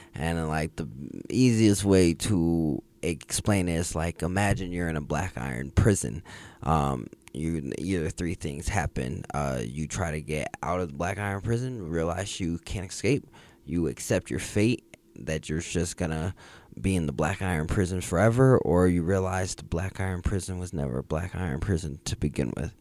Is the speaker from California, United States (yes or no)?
no; Jacksonville, Florida, United States; now in Denver, United States; I was born here. I grew up in Jacksonville, Florida.